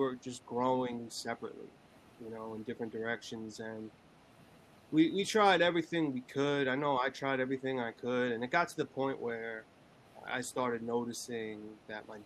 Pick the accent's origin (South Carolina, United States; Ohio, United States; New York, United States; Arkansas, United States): New York, United States; Long Island; I was born and raised in Long Island, New York